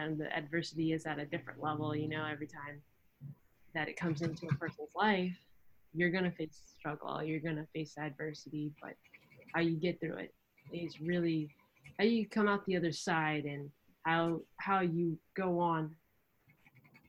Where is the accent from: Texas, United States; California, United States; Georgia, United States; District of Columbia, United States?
California, United States; Santa Barbara; Santa Barbara, which is my hometown